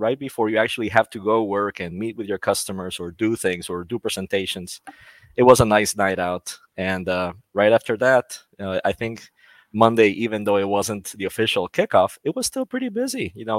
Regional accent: Costa Rica; also born or lived in Orlando, Florida; now in Florida, United States; I am from Costa Rica, and I work for VMware in the US as a staff technical account manager.

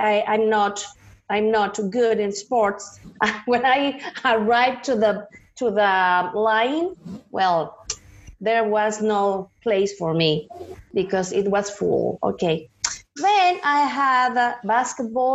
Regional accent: Toluca, State of Mexico, Mexico; English is a second language; moved away; I was born in Toluca, Estado de Mexico

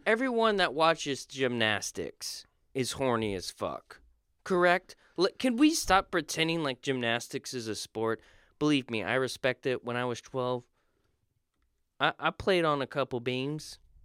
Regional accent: Florida, United States; I was born in Florida

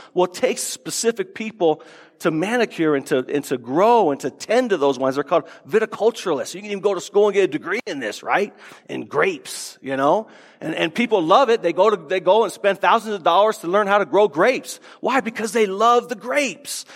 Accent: Tucson, Arizona, United States; I grew up in Tucson

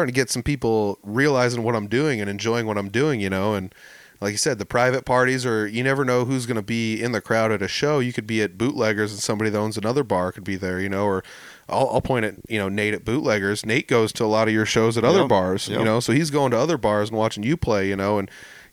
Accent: Humboldt, California, United States; I'm from Humboldt.

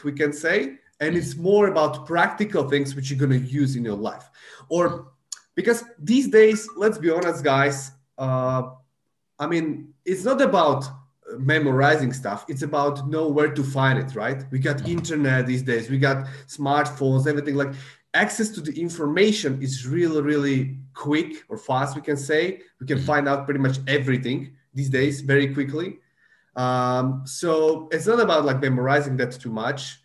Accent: Slovakia; English is a second language; moved away; I'm from Central Europe, from Slovakia

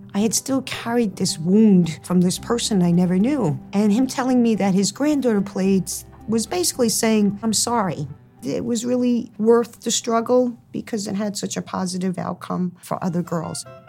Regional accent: Hoboken, New Jersey, United States; when I was growing up in Hoboken, the athletics for girls was basically non existent

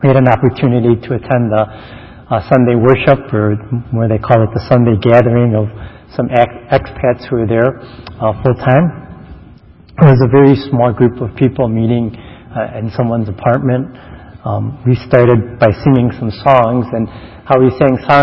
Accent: Chicago, Illinois, United States; moved away; I spent most of my younger years growing up in Chicago

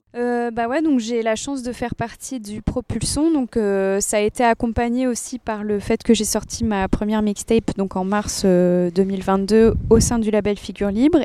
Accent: United States; moved away; j'écris en anglais parce que j'ai grandi aux États-Unis

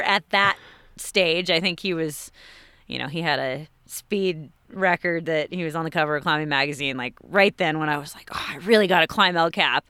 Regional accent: Pescadero, California, United States; I grew up in Pescadero, a little tiny town on the coast of California

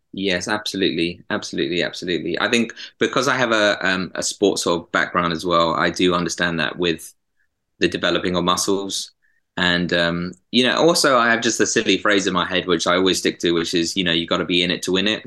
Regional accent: Epsom, South East England, United Kingdom; now in Manchester, United Kingdom; I'm from Epsom originally, uh, near southwest London

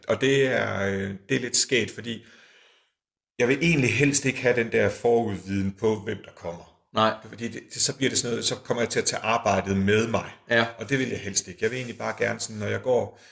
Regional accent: Aalborg, North Denmark Region, Denmark; moved away; så arbejder jeg i Aalborg, det er der, hvor jeg kommer fra

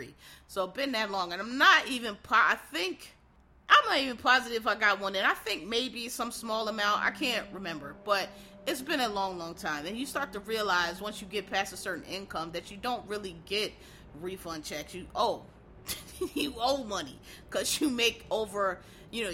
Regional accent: Philadelphia, Pennsylvania, United States; moved away as an adult; also born or lived in Maryland / Washington, D.C.; I'm from Philadelphia, which actually is still, to this day, a pretty cheap area.

